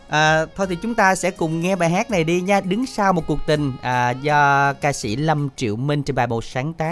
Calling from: Cai Lậy, Tiền Giang, Vietnam; dạ phường 2 thị xã Cà Lậy

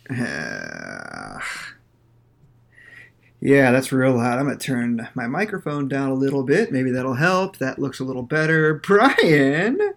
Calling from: St. Petersburg, Florida, United States; I am recording live from St. Petersburg, Florida

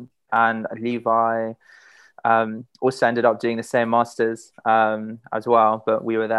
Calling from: London, United Kingdom; And Camden in London as well, so close by one another.

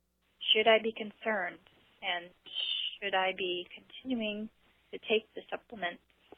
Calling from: Ontario, Canada; I am calling from Ontario, Canada.

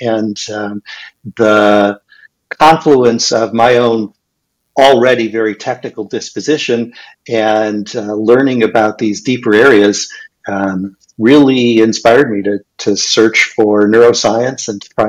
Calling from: Pasadena, California, United States; I'm in lovely Pasadena, California.

